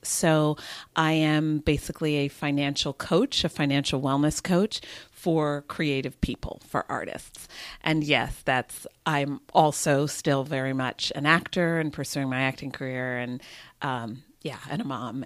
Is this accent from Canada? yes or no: no; New Jersey, United States; moved away as an adult; also born or lived in New York / Massachusetts / London; now in Los Angeles, United States; I was born in New York, and I grew up in New Jersey